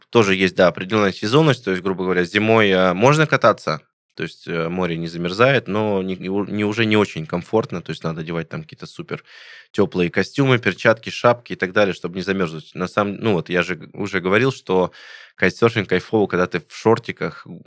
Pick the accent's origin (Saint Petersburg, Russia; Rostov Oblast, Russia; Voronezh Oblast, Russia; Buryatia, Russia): Voronezh Oblast, Russia; Voronezh; там в Воронеже катание, ну, в моем родном городе, откуда я